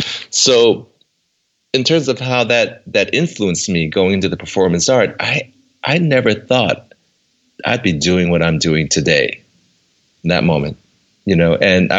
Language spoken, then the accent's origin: English; Oakland, California, United States; I was born in Oakland, Chinatown to immigrant Chinese parents. And I was the youngest of three boys.